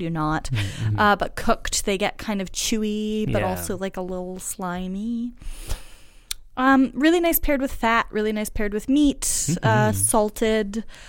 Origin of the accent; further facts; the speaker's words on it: United States; moved away; I'm American